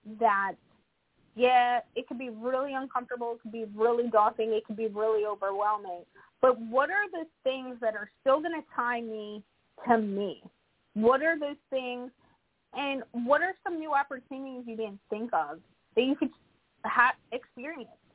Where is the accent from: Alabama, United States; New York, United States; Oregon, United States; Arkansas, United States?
Arkansas, United States; now in New Jersey, United States; I was born in Arkansas